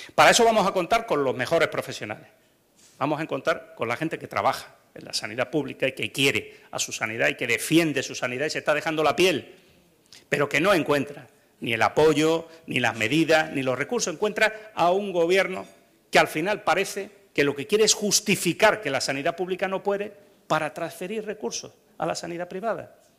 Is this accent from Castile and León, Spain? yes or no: no; Andalusia, Spain; Los andaluces somos los españoles